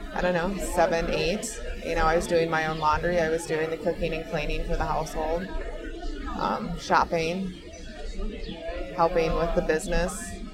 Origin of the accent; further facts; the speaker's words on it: Minnesota, United States; I'm from Minnesota.